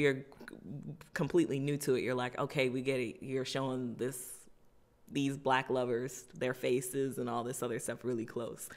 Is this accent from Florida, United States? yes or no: yes; Florida, United States; I'm from Florida